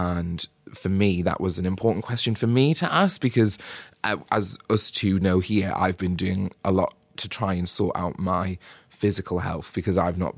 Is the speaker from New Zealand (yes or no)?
no; United Kingdom; Like people, like as we British do, like just blame the weather.